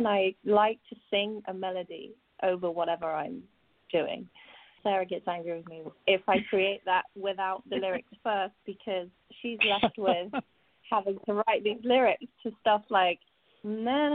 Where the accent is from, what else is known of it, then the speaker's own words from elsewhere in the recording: West Country, South West England, United Kingdom; I grew up in the West Country in England